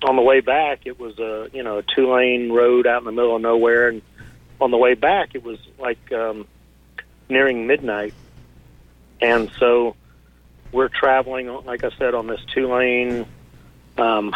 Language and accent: English; Fort Worth, Texas, United States; here just northwest of downtown Fort Worth at a local lake. And I was 9 years old that summer